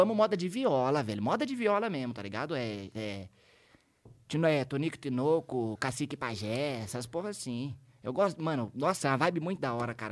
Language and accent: Portuguese; Taubaté, São Paulo, Brazil; eu sou de Taubaté, mas minha família inteira, pai e mãe, são de Paraitinga